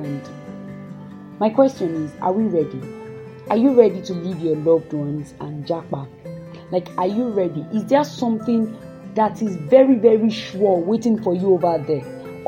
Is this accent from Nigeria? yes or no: yes; Nigeria; we are Nigerian youth